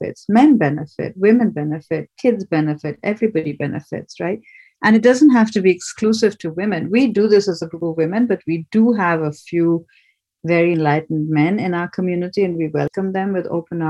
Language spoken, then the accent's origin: English; Kolkata, West Bengal, India; moved away; I grew up in Calcutta